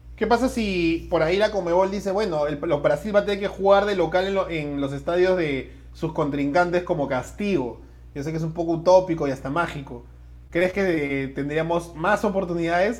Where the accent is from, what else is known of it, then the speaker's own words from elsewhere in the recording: Peru; como buen peruano